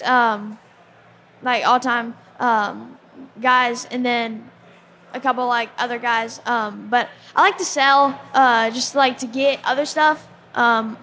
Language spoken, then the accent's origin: English; Nashville, Tennessee, United States; I am from Nashville, Tennessee